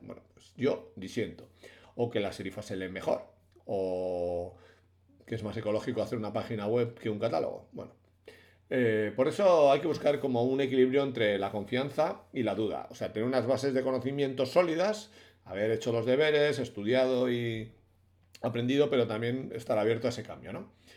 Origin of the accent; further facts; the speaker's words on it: Bilbao, Basque Country, Spain; yo soy de Bilbao y somos sur de Europa